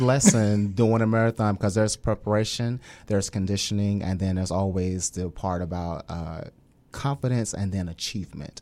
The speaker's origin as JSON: {"language": "English", "town": "Little Rock", "region": "Arkansas", "country": "United States", "tie": "born or raised there", "also_born_or_lived": "Hawaii / Mississippi", "moved": "as an adult", "lives_now": "Hampton Roads, United States", "said": "I'm a native of Little Rock, Arkansas"}